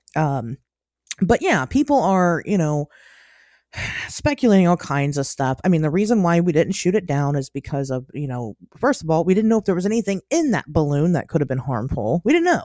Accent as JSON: {"language": "English", "region": "Ohio", "country": "United States", "moved": "yes", "said": "as an Ohioan"}